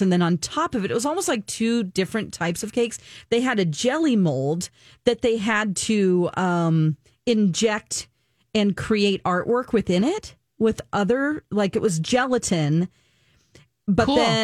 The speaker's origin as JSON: {"language": "English", "country": "United States"}